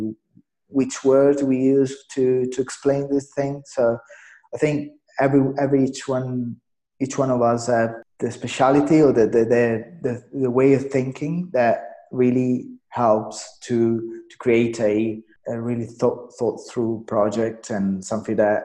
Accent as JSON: {"language": "English", "country": "Italy", "tie": "born or raised there", "also_born_or_lived": "London, United Kingdom / Spain", "said": "decided to move back to my hometown. Here I worked for one of the biggest agencies in Italy"}